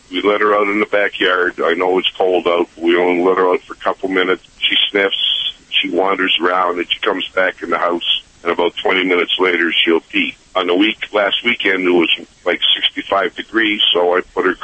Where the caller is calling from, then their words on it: Girard, Ohio, United States; Uh, I'm in Girard, Ohio.